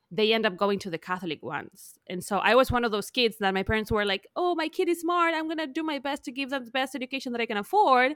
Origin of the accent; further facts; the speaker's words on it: Argentina; English is a second language; moved away as an adult; now in United States; I'm from Argentina. I lived in Argentina till I was, like, thirty-one